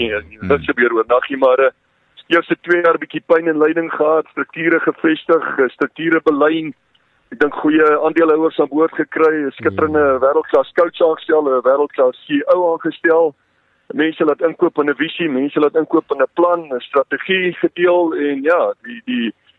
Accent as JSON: {"language": "Afrikaans", "country": "South Africa", "said": "as Suid-Afrikaners"}